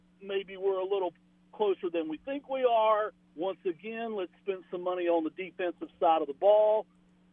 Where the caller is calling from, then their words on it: North Carolina, United States; Hey, guys. … in North Carolina.